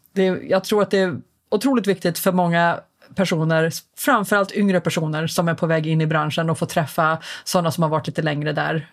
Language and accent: Swedish; Stockholm, Stockholm County, Sweden; jag är ju eh, någonting så ovanligt som en infödd stockholmare med lite utländskt påbrå förvisso, men jag är född faktiskt på SÖS